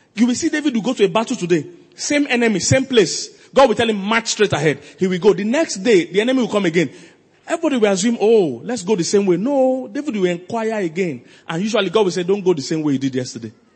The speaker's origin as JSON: {"language": "English", "region": "Lagos", "country": "Nigeria", "also_born_or_lived": "Makurdi", "moved": "yes", "said": "I'm from Lagos"}